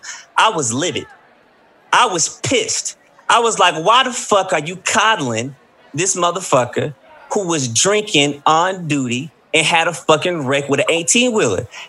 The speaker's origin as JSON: {"language": "English", "town": "Columbus", "country": "United States", "tie": "born or raised there", "said": "my hometown in Columbus"}